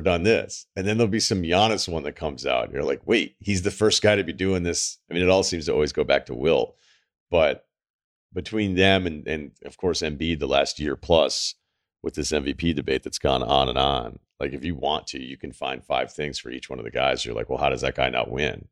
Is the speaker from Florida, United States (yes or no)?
no; Massachusetts, United States; we're from Mass